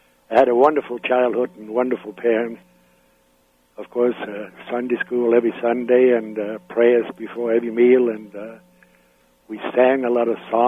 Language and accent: English; Denmark; English is a second language; moved away as an adult; also born or lived in Canada / United States / Bahamas / Panama; I was born in Denmark in 1933 in a small town